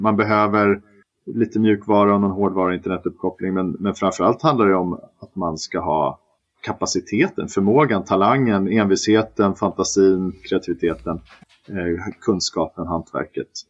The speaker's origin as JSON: {"language": "Swedish", "town": "Stockholm", "region": "Stockholm County", "country": "Sweden", "also_born_or_lived": "Malmö", "said": "Jag är ju stockholmare"}